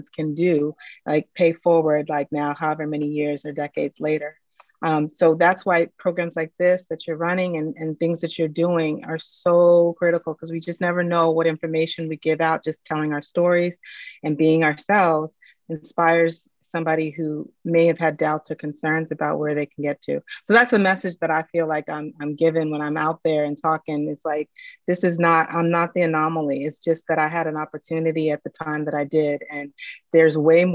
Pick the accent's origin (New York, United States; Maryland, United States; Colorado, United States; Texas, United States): Maryland, United States; I grew up in Maryland outside of DC